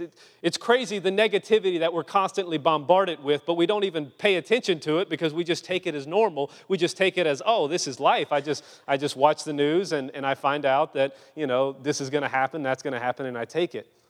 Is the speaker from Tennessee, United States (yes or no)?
no; Louisiana, United States; moved away; I'm just a Cajun boy from Louisiana.